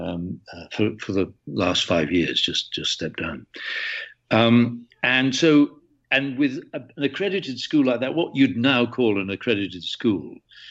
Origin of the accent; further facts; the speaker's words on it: Hull, Yorkshire and the Humber, United Kingdom; moved away; I was born in Hull. I came back to the Humberside Theatre Company